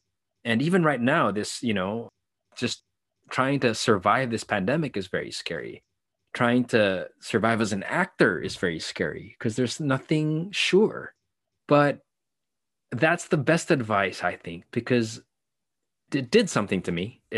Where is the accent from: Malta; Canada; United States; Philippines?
Philippines; So I grew up as an artist for the most part of my life in the Philippines with limitation.